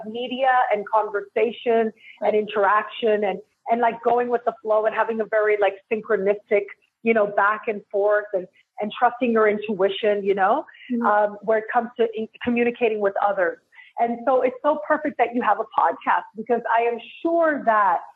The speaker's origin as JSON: {"language": "English", "town": "Toronto", "region": "Ontario", "country": "Canada", "tie": "born or raised there", "moved": "as an adult", "lives_now": "Mexico", "said": "I am born and raised in Toronto"}